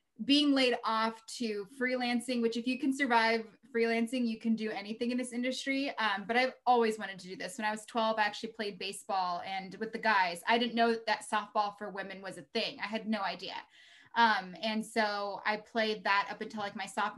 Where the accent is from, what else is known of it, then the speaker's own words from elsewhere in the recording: Reno, Nevada, United States; also born or lived in Baltimore; now in Bay Area, United States; I'm from Reno. So we get all four seasons